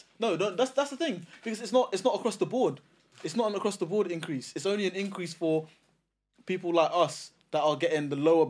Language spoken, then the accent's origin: English; United Kingdom; Yeah, my heritage is Nigerian. I was born here.